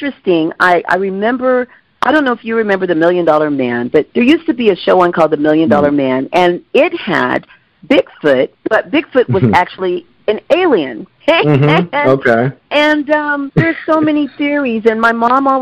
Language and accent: English; Washington, United States; moved away; I'm from Washington State also. I lived there a great many years